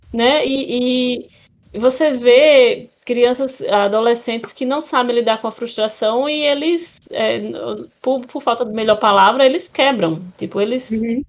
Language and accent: Portuguese; interior of Paraíba, Brazil; now in João Pessoa, Brazil; eu sou do interior da, da, de, da Paraíba